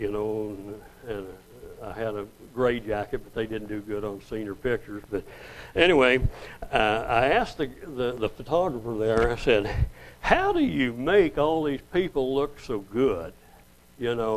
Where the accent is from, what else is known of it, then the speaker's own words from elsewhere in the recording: Oilton, Oklahoma, United States; also born or lived in New Mexico; I moved from New Mexico back to Oklahoma, where I went the first 7 years with my kids there in Oilton